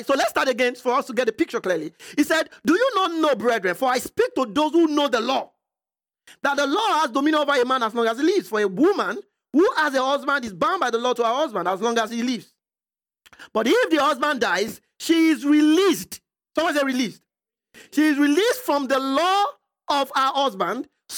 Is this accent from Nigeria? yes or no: yes; Nigeria; I'm from Nigeria